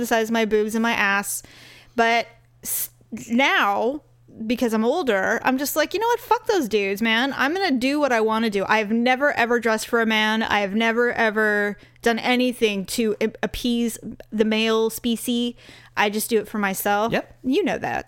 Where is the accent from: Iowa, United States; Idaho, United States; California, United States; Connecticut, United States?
California, United States; the Bay Area; I was born in born there